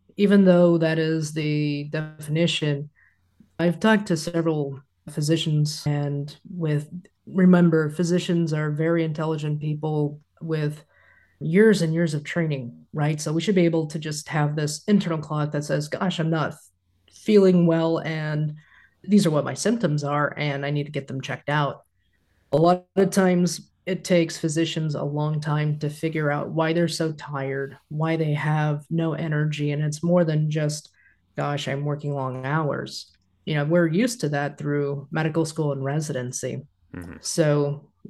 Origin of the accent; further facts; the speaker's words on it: Kansas, United States; I'm a Midwesterner, born and raised here in Kansas